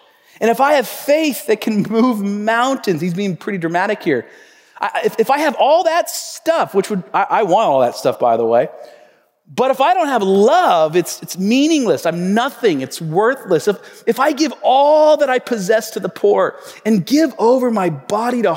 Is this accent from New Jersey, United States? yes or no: no; Tacoma, Washington, United States; my hometown, Tacoma, Washington